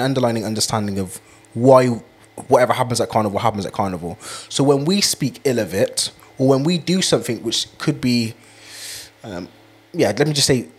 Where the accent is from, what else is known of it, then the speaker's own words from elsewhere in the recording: United Kingdom; us as British people